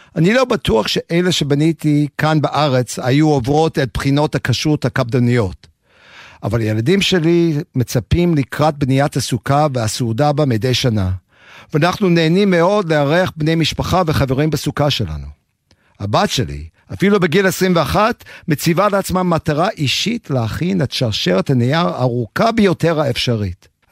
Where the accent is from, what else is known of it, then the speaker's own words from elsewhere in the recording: Aliquippa, Pennsylvania, United States; first language English; Hebrew is a second language; moved away as an adult; also born or lived in New York / Jerusalem; now in Beersheba, Israel; גדלתי בארצות הברית, בעיירה קטנה ממעמד הפועלים בשם קוויפה, הלקוויפה נמצאת במערב פנסילבניה